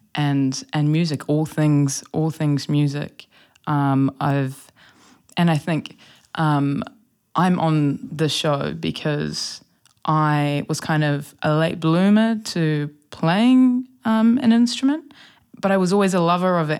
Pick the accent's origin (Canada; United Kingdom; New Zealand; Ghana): New Zealand; Wellington; I grew up here in Wellington, um, along the Lal Bay Coast